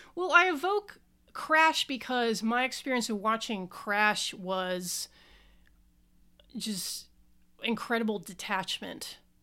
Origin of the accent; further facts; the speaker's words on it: Southwest, United States; I was born in the Southwest